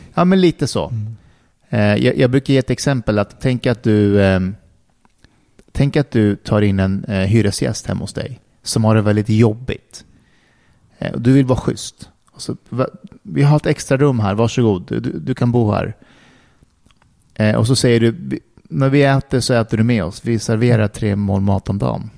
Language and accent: Swedish; Älta, Stockholm County, Sweden; Vi i Älta var mer arbetarklass.